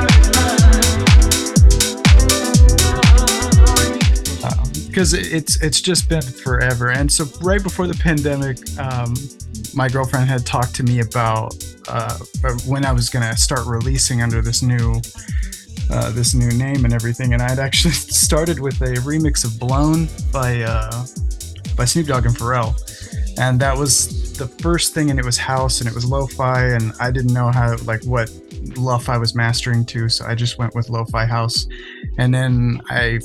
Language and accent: English; Austin, Texas, United States; Born and raised in Austin